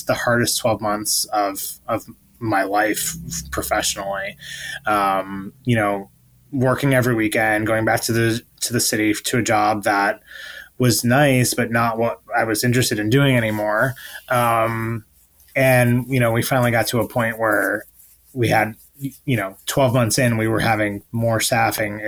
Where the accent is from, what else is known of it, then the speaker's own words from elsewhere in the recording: Buffalo, New York, United States; also born or lived in Alfred, New York / Ithaca, New York; I'm from upstate New York. I grew up in Buffalo.